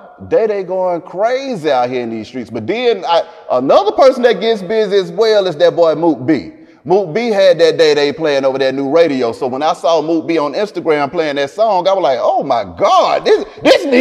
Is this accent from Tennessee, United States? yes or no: no; Atlanta, Georgia, United States; I grew up on the West Side, up and down from Bankhead to MLK, to Cascade, to Camden Road